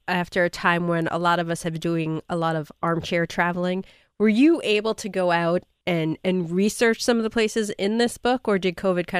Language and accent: English; New York City, New York, United States; moved away; I grew up in Queens and had no idea it existed.